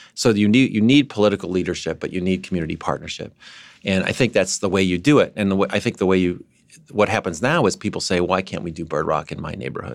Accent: San Diego, California, United States; my hometown

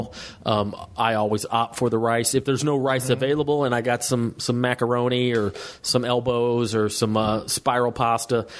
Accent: the South, United States; growing up in the South, growing up in a Southern Baptist church

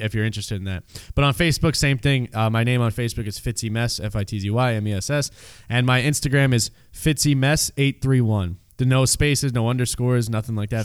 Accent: New York City, New York, United States; I grew up in Canarsie area, Brooklyn

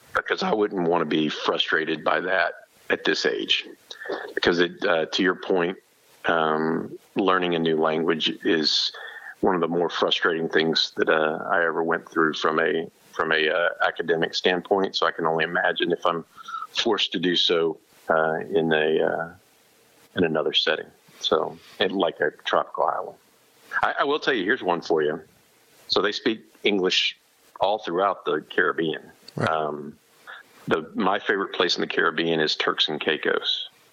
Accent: Houston, Texas, United States; growing up in Houston, um, which is where I grew up

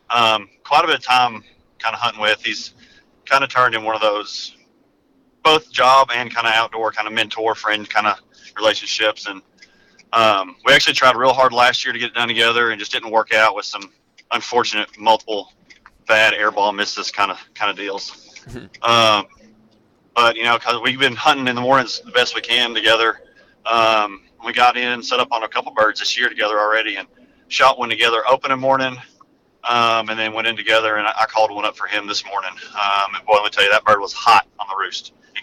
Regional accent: Arkansas, United States; moved away as an adult; now in Alabama, United States; I'm kind of a transplant. I moved down here to Alabama from Arkansas several years ago just for work.

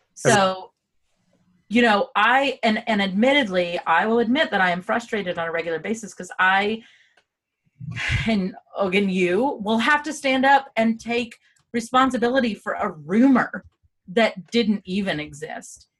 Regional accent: United States; Derek and I said yes

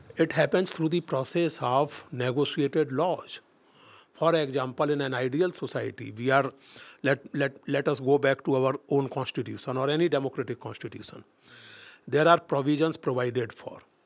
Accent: India; We are angry with multinationals as Indians

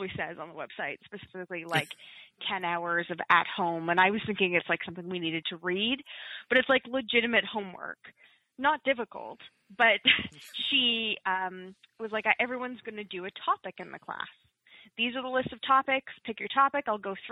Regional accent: Toronto, Ontario, Canada; moved away as an adult; now in Hamilton, Canada; I'm from Toronto

